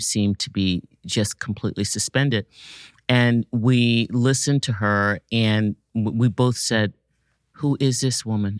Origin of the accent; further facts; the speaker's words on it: Washington, District of Columbia, United States; I grew up in Washington, D C, and, uh, was a student at the Duke Ellington Performing Arts High School